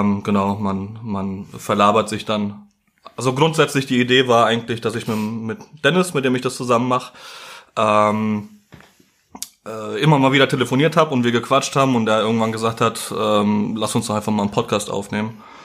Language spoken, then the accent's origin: German; Gernsheim, Hesse, Germany; Ich komme aus Gernsheim. Das ist äh, in der Nähe von Darmstadt